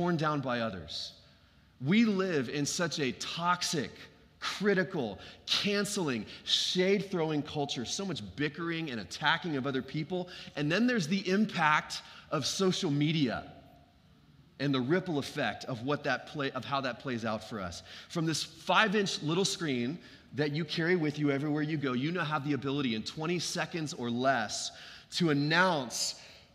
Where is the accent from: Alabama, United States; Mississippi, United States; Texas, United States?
Texas, United States; Dallas; when I was growing up in Lake Highlands, these were some of my earliest years